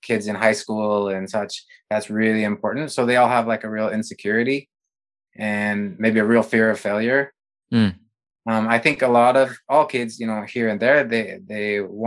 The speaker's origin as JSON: {"language": "English", "region": "Montana", "country": "United States", "tie": "born or raised there", "said": "I grew up in Montana"}